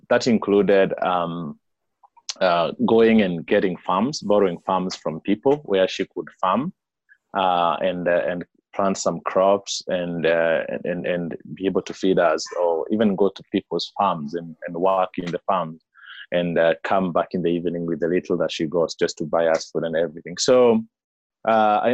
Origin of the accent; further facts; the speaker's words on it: Kenya; I was born and raised in Kenya, right at the foothills of Mount Kenya.